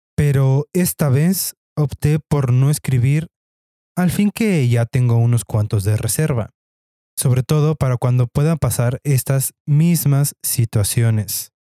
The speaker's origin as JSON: {"language": "Spanish", "country": "Mexico", "said": "como buenos mexicanos"}